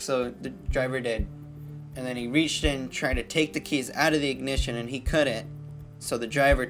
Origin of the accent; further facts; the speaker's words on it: Washington, United States; I'm just as American as you are. I was born and raised here.